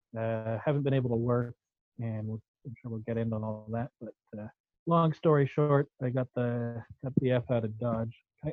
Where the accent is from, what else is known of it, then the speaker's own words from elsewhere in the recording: Merville, British Columbia, Canada; Yes, I fled to my hometown. I grew up on Vancouver Island in a town called Murville, just north of the Comox Valley.